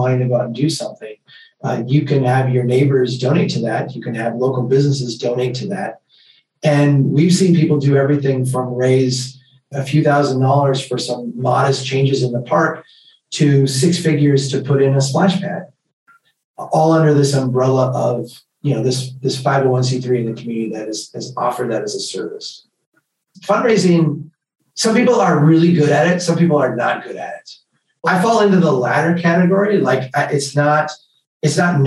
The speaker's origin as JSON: {"language": "English", "town": "Brainerd", "region": "Minnesota", "country": "United States", "tie": "born or raised there", "said": "We started an organization here called Brainerd Community Action"}